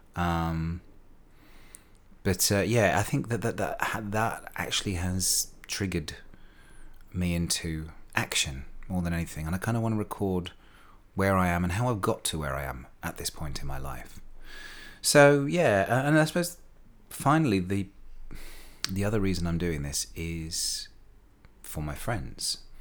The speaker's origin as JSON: {"language": "English", "town": "Slough", "region": "South East England", "country": "United Kingdom", "tie": "born or raised there", "said": "I was born in Wexham Park Hospital in Slough in nineteen, wait for it, sixty-eight"}